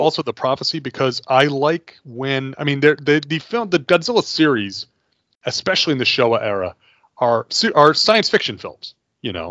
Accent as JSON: {"language": "English", "country": "United States", "said": "I am an American"}